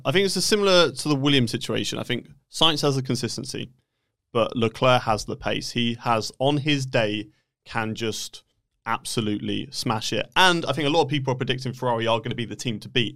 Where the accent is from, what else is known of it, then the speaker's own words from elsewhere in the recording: United Kingdom; I am British